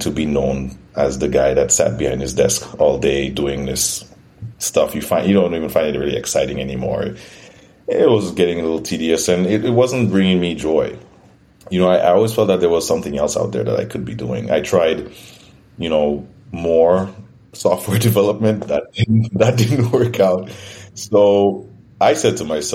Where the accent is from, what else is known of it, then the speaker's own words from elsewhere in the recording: St. Lucia; moved away as an adult; also born or lived in Toronto, Canada; now in Canada; I'm originally from St. Lucia. It's a Caribbean island